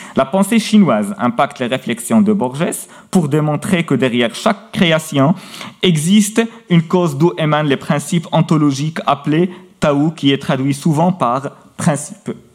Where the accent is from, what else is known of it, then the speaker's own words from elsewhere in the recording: Meknes, Fès-Meknès, Morocco; Au Maroc, et plus précisément à Meknes, ma ville natale